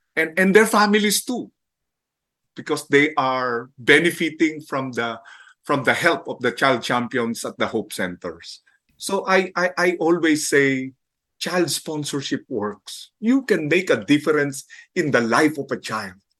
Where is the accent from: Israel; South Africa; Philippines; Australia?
Philippines; Manila, Metro Manila; I was born and raised in Manila, and I grew up in the slums of San Andres